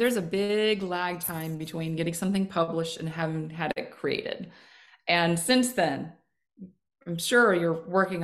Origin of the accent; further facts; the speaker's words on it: the South, United States; I'm from the South. I'm way more of a Southern girl